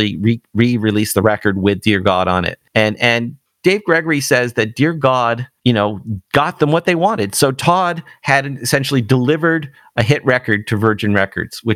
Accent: Toronto, Ontario, Canada; growing up in Toronto

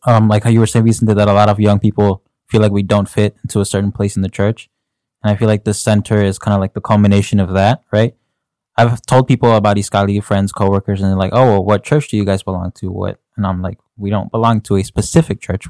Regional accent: Chicago, Illinois, United States; I was born and raised in Chicago

